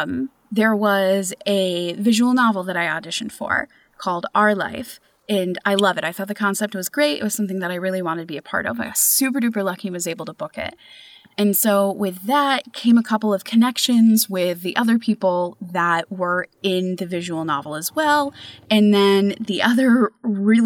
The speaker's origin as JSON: {"language": "English", "region": "New York", "country": "United States", "moved": "yes", "said": "I'm originally from New York"}